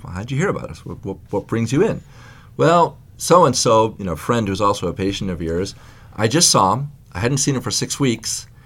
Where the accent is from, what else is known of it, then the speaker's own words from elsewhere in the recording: Libya; Then for a while, we went to Europe. Um, then I'm originally from Libya